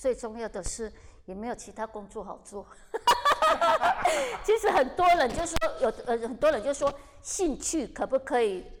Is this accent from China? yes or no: no; Kaohsiung, Taiwan; 因为我是高雄的舞台剧演员，没有人认识，所以我一定要到台北